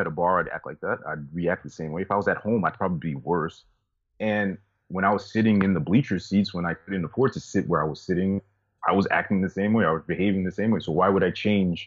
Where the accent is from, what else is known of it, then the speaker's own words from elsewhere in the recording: New York, United States; I'm actually from New York